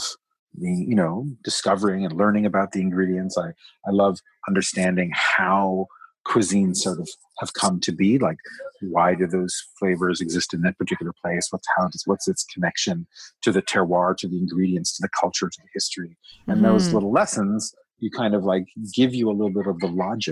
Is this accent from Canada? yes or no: yes; Toronto, Ontario, Canada; moved away as an adult; also born or lived in Montreal, Canada; I was born in Montreal. I grew up here in Toronto, but I moved back and lived in Montreal for more than 10 years